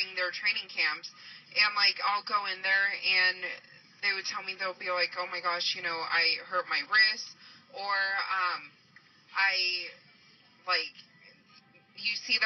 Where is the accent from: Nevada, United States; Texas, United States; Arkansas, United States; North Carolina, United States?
Nevada, United States; Las Vegas; Born and raised in Las Vegas